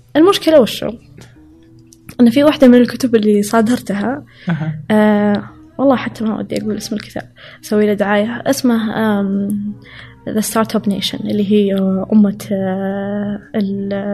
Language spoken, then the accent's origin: Arabic; Saudi Arabia; also born or lived in Riyadh / Chicago; أنا كسعودية